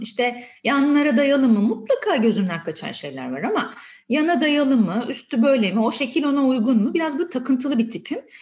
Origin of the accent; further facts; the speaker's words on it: Edirne, Turkey; moved away as an adult; now in Istanbul, Turkey; Aslında Edirneliyim.